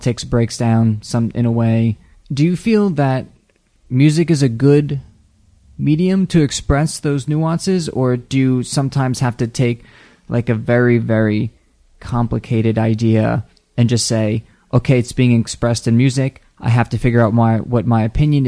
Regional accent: New Jersey, United States; I'm from New Jersey, too

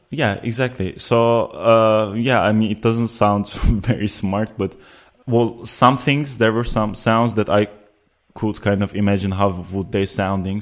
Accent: Antalya, Turkey; moved away as an adult; also born or lived in Ankara, Turkey / Uzbekistan / Amsterdam, Netherlands; now in The Hague, Netherlands; at the age of eight, we moved with my family to Antalya, which is a southern city, very touristic. Many people know about it. And I lived there until the age of 18

